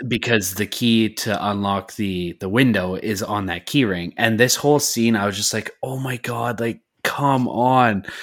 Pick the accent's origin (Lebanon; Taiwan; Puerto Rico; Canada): Canada; I'm Canadian.